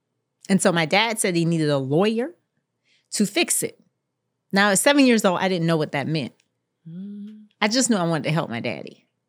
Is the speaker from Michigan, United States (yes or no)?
no; Jacksonville, Florida, United States; And so I was born in Jacksonville, Florida, mm-hmm. raised in Jacksonville, Florida, in the poorest zip code in the state, 32209.